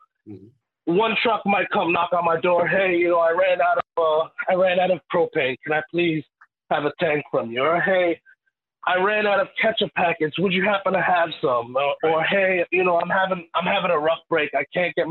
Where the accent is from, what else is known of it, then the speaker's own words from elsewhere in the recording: New York City, New York, United States; I was born and raised in Queens